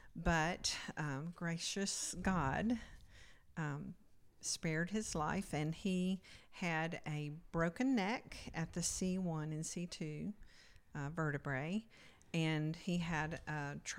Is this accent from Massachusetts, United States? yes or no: no; Dalton, Georgia, United States; I was born in Dalton, Georgia, and grew up there. And I lived in a Christian home, very conservative.